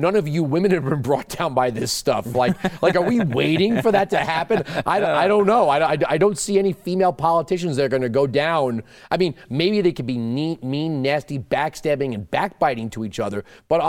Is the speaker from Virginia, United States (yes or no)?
no; New York, United States; I grew up on Long Island.